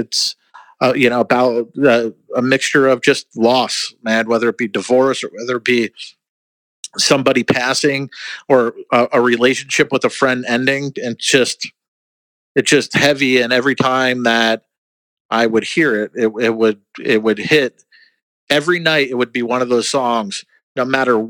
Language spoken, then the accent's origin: English; New Jersey, United States; I grew up in New Jersey and saw shows there.